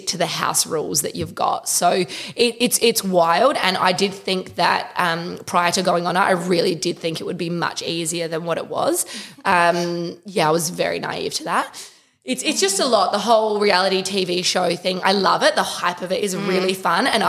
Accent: Adelaide, South Australia, Australia; just turned 30, from Adelaide. We're all from Adelaide

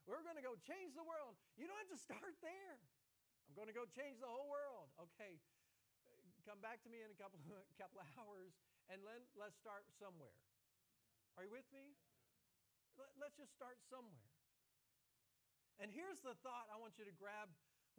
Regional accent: the South, United States; I'm from the South

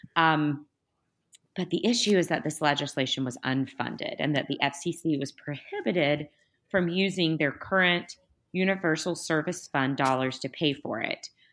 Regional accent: Tennessee, United States; my home state of Tennessee

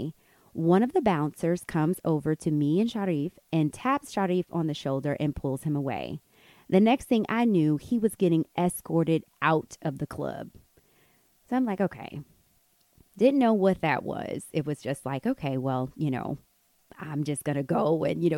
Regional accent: United States; moved away as an adult; now in Morocco; we're from America. We're teachers here

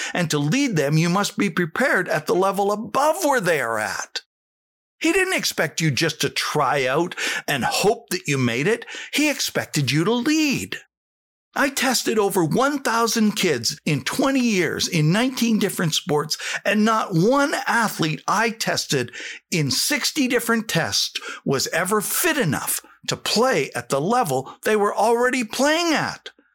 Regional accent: Saskatchewan, Canada; I came from Saskatchewan

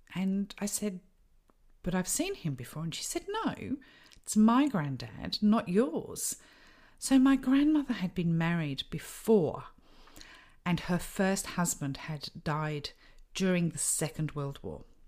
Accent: United Kingdom; I grew up in the United Kingdom

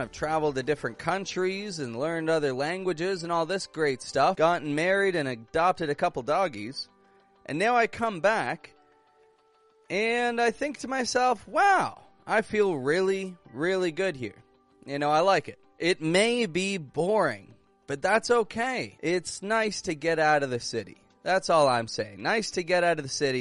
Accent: Toronto, Ontario, Canada; moved away; I'm from Toronto, Canada

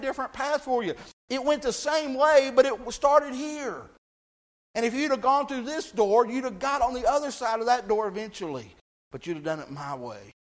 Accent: Texas, United States; I grew up in Texas

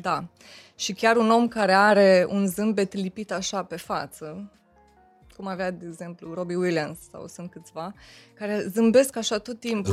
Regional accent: Romania; sunt româncă

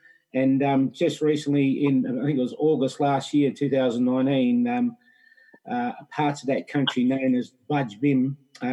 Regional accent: Gunditjmara country, southwest Victoria, Australia; from Gundijamara country in southwest Victoria

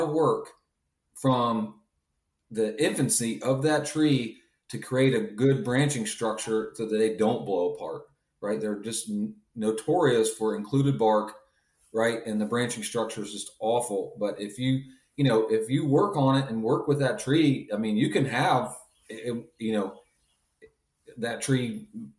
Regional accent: Pennsylvania, United States; moved away; Me growing up in Pennsylvania

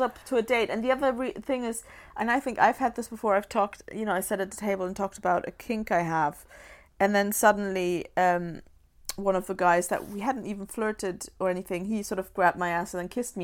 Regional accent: Germany; born or raised there; moved away

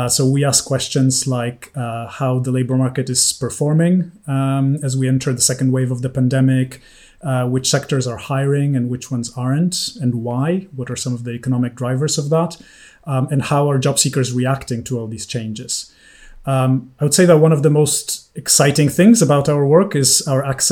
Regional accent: Poland; moved away as an adult; also born or lived in United States / New York / London; I grew up in Poland

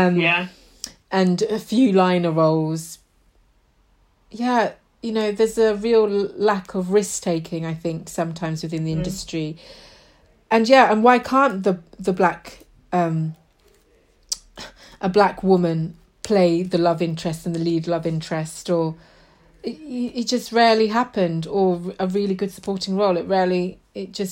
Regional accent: Yorkshire and the Humber, United Kingdom; moved away as an adult; now in London, United Kingdom; I moved to London because I grew up in Yorkshire

